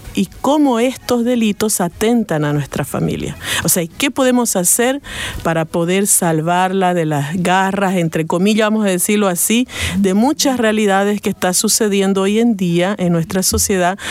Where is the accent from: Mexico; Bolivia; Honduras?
Bolivia; como bolivianos